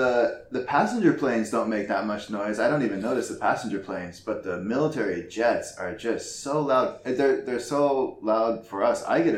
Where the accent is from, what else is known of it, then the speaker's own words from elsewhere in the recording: Napa Valley, California, United States; also born or lived in Oahu, Hawaii; now in South Korea; I'm from the Napa Valley, which is outside of San Francisco. So I say from San Francisco, went to school in Hawaii